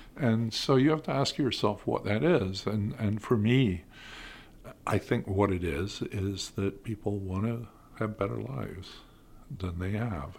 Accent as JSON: {"language": "English", "country": "United Kingdom", "tie": "born or raised there", "moved": "as an adult", "lives_now": "United States", "said": "I grew up in Britain until, you know, the mid-eighties"}